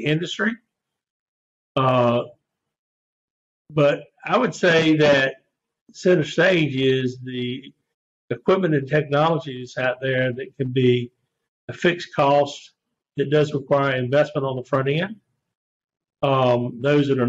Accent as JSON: {"language": "English", "town": "Raleigh", "region": "North Carolina", "country": "United States", "tie": "born or raised there", "also_born_or_lived": "Blacksburg, Virginia", "lives_now": "Edenton, United States", "said": "came back to my hometown of Raleigh, where I grew up"}